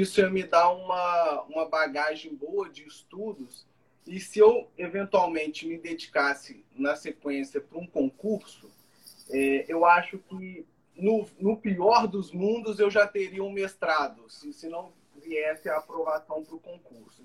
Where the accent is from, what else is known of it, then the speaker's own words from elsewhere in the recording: Juiz de Fora, Minas Gerais, Brazil; moved away as an adult; now in Rio de Janeiro, Brazil; eu sou de Juiz Fora, né? Sou de Minas Gerais, que é aqui perto aqui do Rio de Janeiro, né? Já, já moro aqui no Rio já tem há tempo, uns 4, 5 anos